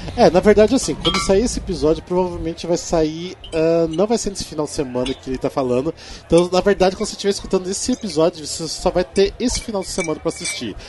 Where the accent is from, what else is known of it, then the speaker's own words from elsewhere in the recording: Cascavel, Paraná, Brazil; lá da minha cidade, lá de Cascavel, né, no interior do Paraná